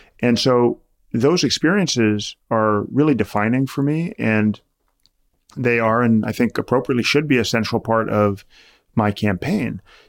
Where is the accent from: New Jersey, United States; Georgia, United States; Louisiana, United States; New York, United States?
New York, United States; New York City; born there; And so for me, it really began when I was born in 1980 in New York City.